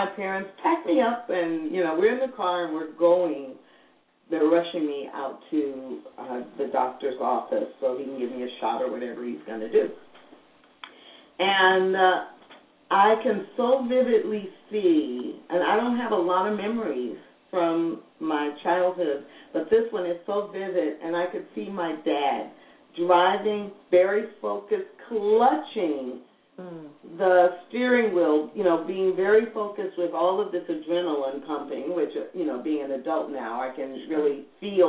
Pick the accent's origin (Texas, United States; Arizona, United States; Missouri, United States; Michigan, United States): Missouri, United States; St. Louis; I'm African American, and I grew up in St. Louis